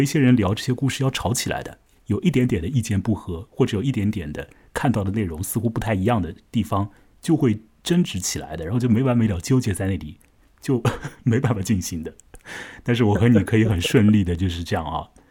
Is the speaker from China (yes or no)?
yes; China; 我们中国人